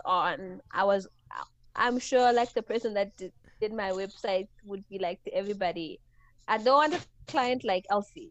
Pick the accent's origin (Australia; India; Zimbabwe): Zimbabwe; Mutare, Manicaland; I was born and raised in Mutare, which is like a small town in Zimbabwe.